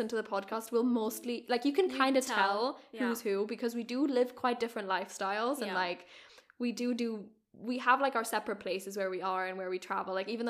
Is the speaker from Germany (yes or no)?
yes; Germany; also born or lived in London, United Kingdom / Glasgow, United Kingdom; So, but yeah, I grew up in Germany. I grew up in a couple of different places. Like, I lived in London, in Glasgow, like, before I was five.